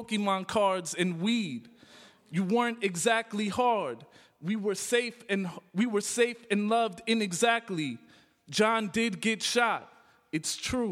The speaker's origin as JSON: {"language": "English", "town": "Calumet City", "region": "Illinois", "country": "United States", "tie": "born or raised there", "also_born_or_lived": "Chicago, Illinois", "said": "So I was born in Chicago. I was raised in Calumet City, which is a southern suburb, south suburb of Chicago"}